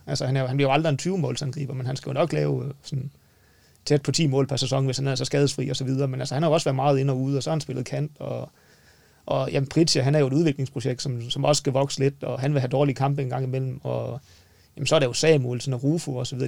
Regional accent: North Jutland, North Denmark Region, Denmark; Men nu er vi jo nordjyder

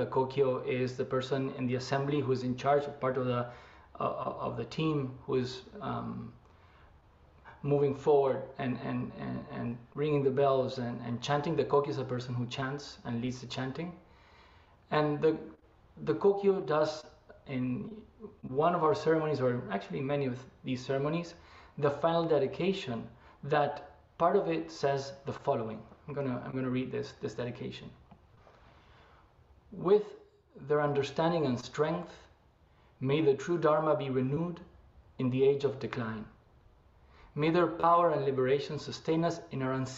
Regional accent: Argentina; moved away as an adult; also born or lived in Japan; now in San Francisco, United States; I am originally from Argentina

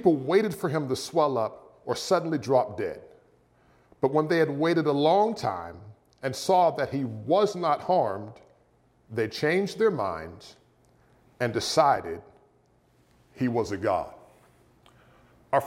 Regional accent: near Pittsburgh, Pennsylvania, United States; when I was a teenager growing up near Pittsburgh, Pennsylvania

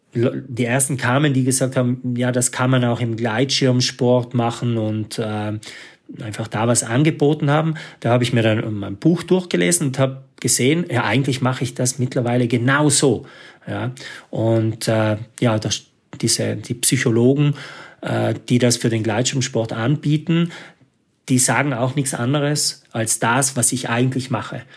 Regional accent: South Tyrol, Trentino-Alto Adige, Italy; als Südtiroler

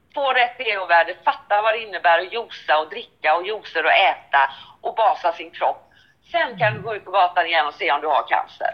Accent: Sweden; jag är svensk.

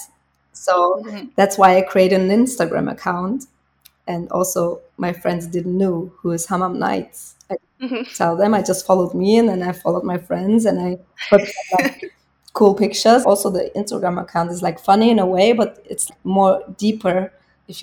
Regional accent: Bavaria, Germany; English is a second language; when I'm here in my hometown

